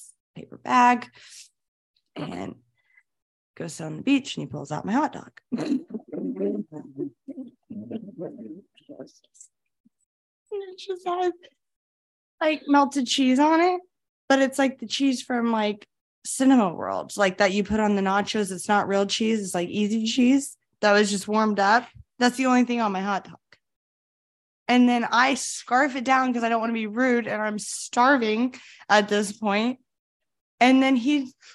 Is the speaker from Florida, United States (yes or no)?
yes; Florida, United States; I grew up in Florida